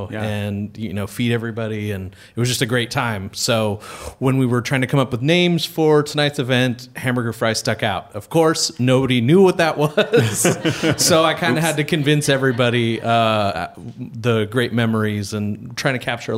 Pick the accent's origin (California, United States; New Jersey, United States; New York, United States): California, United States; Whittier; in my hometown of Whittier, California